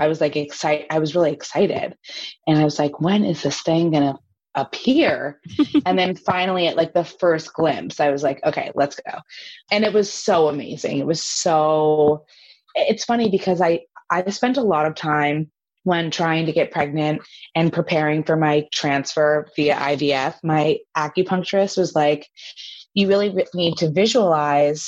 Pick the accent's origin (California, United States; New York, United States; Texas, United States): New York, United States; New York City; as a New Yorker